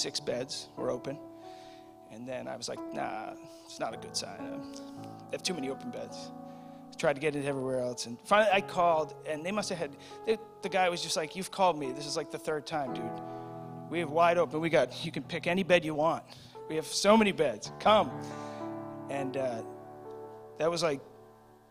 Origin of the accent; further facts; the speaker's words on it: Dudley, Massachusetts, United States; I'm from Dudley